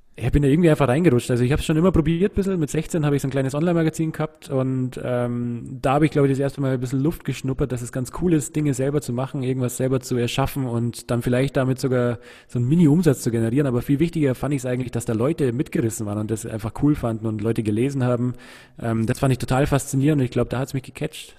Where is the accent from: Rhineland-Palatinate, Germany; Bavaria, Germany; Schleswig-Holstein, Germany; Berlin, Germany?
Bavaria, Germany; Munich; wir sind in München in Perlach aufgewachsen. Also ich bin in Neuperlach geboren und in Neuperlach zur Schule gegangen